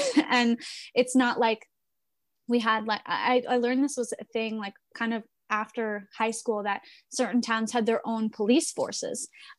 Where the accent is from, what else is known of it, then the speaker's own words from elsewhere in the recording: New York City, New York, United States; as a person who's from New York City. I grew up in Queens. I grew up in New York.